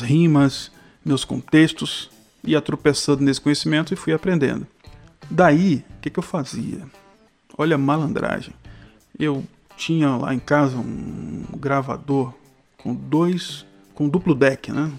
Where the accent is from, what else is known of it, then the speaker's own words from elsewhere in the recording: Salvador, Bahia, Brazil; minha cidade, sou soteropolitano